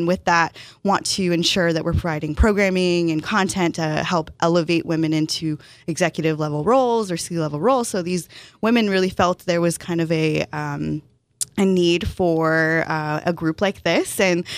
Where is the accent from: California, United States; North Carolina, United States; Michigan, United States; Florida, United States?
California, United States; Walnut; moved away as an adult; now in San Diego, United States; So I grew up in a city called Walnut. It's about 2 hours north of here